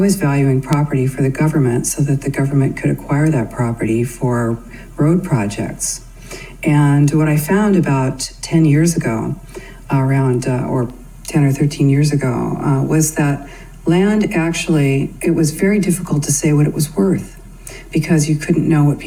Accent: California, United States; I'm from the United States, California

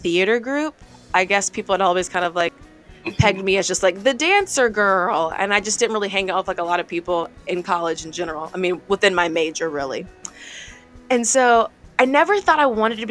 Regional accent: Columbia, South Carolina, United States; I'm out here from Columbia

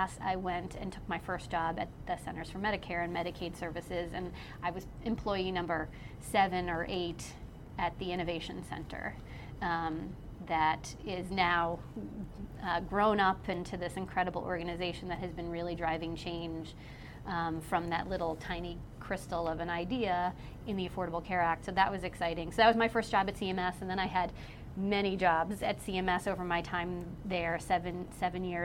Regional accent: New York, United States; now in North Carolina, United States; I'm not from here. I'm from New York originally

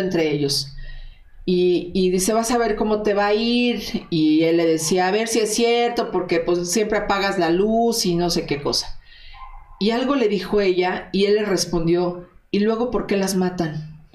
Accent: Mexico; lo que nos toca como mexicanos

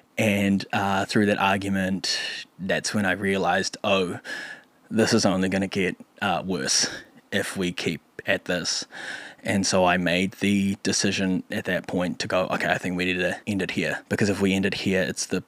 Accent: Philippines; because we're both Filipino comics

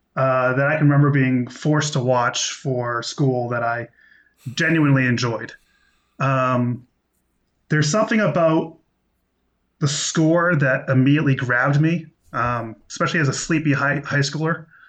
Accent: United States; I'm American

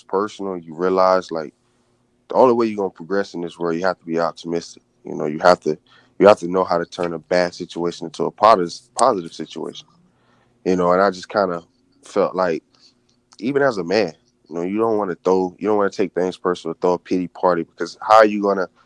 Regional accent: Daytona Beach, Florida, United States; moved away as an adult; also born or lived in California; growing up in Daytona Beach

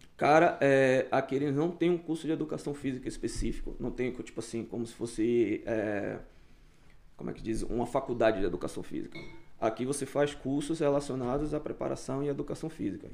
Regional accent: Brazil; now in Canada

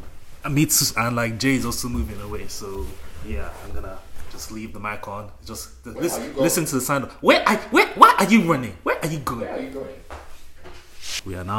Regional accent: Delta, Nigeria; moved away

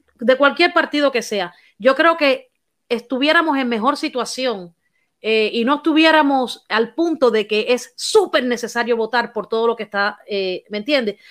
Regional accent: Cuba; soy cubana

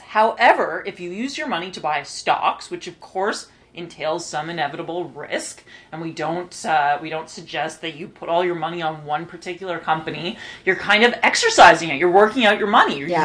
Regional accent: Toronto, Ontario, Canada; I was born and raised in Toronto, uh, which is still where I live.

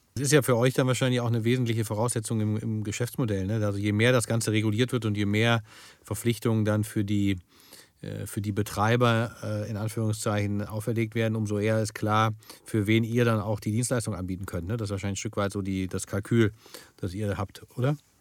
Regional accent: Wuppertal, North Rhine-Westphalia, Germany; meine Heimatstadt zum Beispiel, Wuppertal

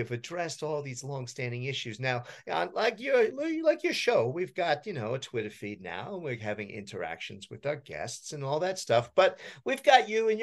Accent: New Jersey, United States; I grew up in New Jersey

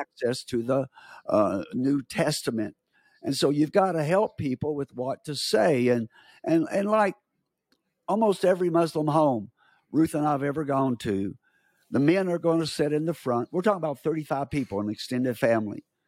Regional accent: United States; I'm from America

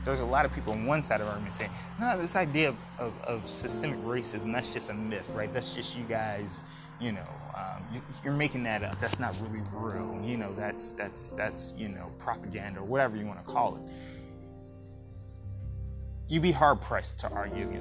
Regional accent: United States; as a people, as American people

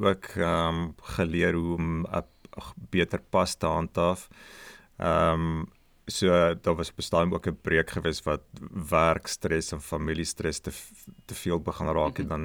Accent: Magaliesberg area, between Pretoria and Brits, North West, South Africa; moved away as an adult; now in Australia; 'n uh, woongebied met die naam Akasha het uh, ek en ouens van die van die podcast groot geword

